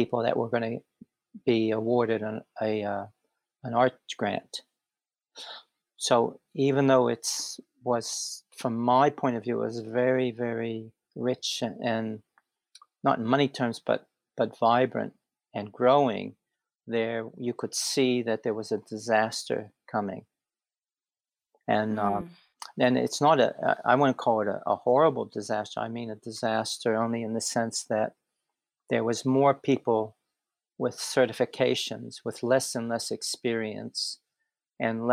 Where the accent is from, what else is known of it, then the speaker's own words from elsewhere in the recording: Pittsburgh, Pennsylvania, United States; moved away as an adult; now in Brisbane, Australia; I'm from Pittsburgh, Pennsylvania